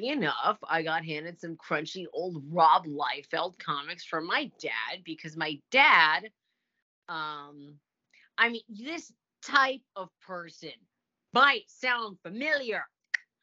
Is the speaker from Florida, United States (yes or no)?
yes; Orlando, Florida, United States; I grew up in Orlando.